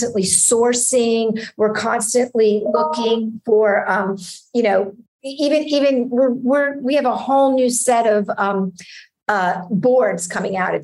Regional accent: United States; moved away as an adult; also born or lived in Hungary; I'm American

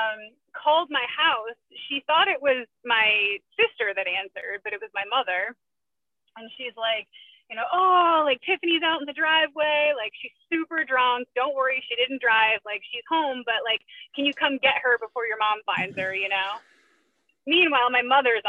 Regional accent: Connecticut, United States; I grew up in Connecticut

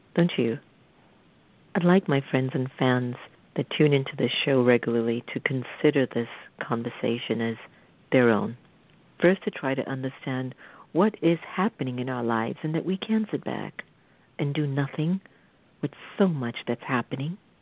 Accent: United States; as an American

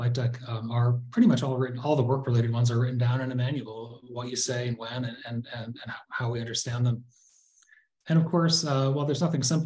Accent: Pittsfield, Massachusetts, United States; moved away; Pittsfield, my hometown

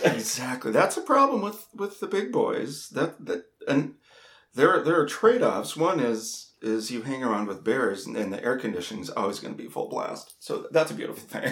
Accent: North Dakota, United States; I grew up in North Dakota

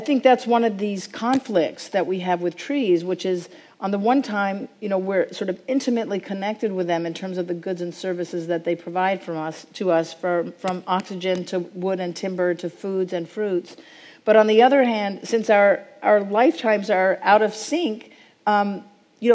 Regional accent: Pacific Northwest, United States; I come from the Pacific Northwest

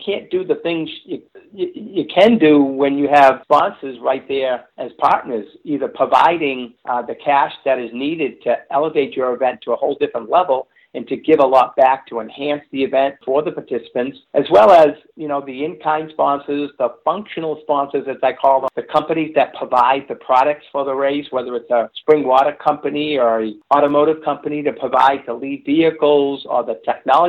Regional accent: Medford, Massachusetts, United States; my hometown of Medford, Mass

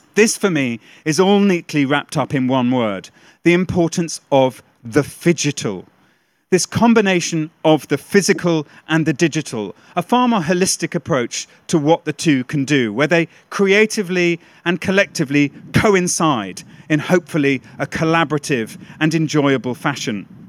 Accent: United Kingdom; a Brit

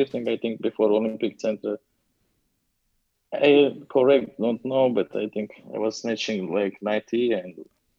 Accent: Latvia; English is a second language; I'm from Latvia

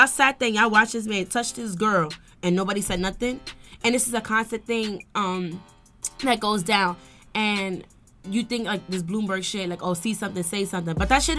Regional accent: New York City, New York, United States; now in Bronx, United States; I'm Bronx mommy. I'm from Brooklyn, but I stays in the Bronx.

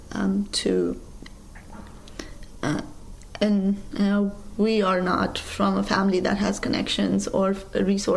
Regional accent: Kathmandu, Bagmati, Nepal; moved away as an adult; also born or lived in Iowa / Washington, D.C.; now in New York, United States; So I grew up in Kathmandu, the capital of Nepal, in a working-class neighborhood.

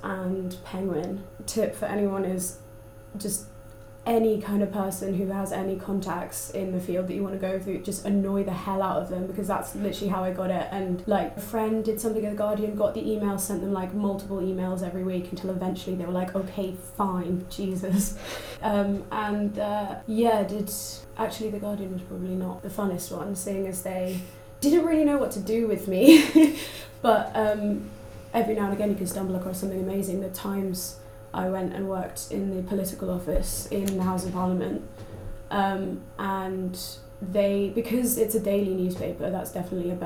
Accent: London, United Kingdom; moved away as an adult; now in Manchester, United Kingdom; I study American Studies here and I'm from London

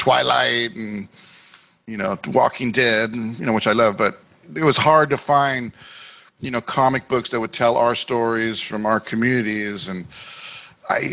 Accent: Los Angeles, California, United States; also born or lived in Bay Area; my growing up in East

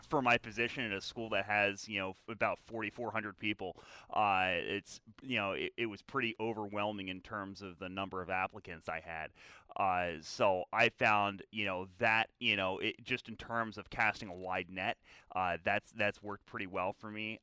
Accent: Philadelphia, Pennsylvania, United States; I grew up in the Philadelphia area, uh, the western suburbs, uh, on the mainline

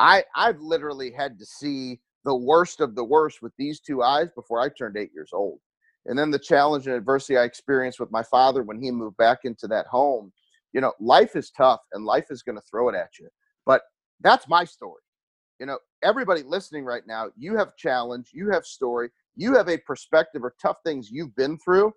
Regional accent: St. Louis, Missouri, United States; I'm from St. Louis, Missouri. I live in St. Louis.

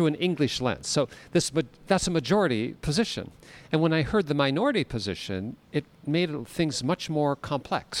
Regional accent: United States; also born or lived in Ireland; I'm an Irish citizen by birth, although I was raised up in the United States

